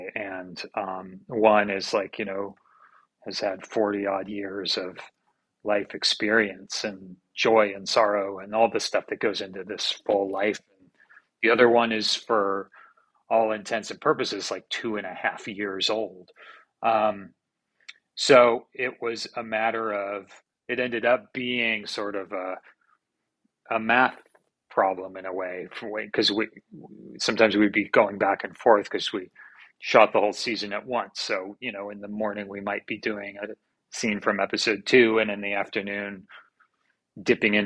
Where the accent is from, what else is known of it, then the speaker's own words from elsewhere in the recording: Santa Cruz, California, United States; I grew up in Santa Cruz, California